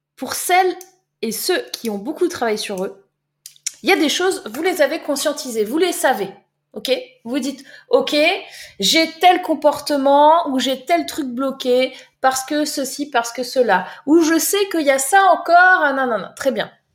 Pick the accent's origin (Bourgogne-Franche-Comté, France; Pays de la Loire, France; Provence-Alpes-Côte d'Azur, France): Provence-Alpes-Côte d'Azur, France; Var; moved away; Moi, je viens du Var.